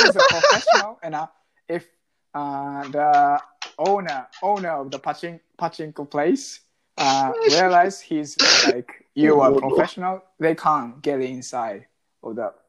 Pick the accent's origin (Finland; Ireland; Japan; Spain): Japan; English is a second language